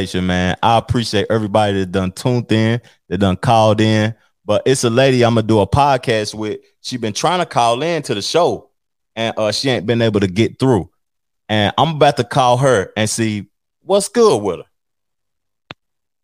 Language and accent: English; Tennessee, United States; I'm from Tennessee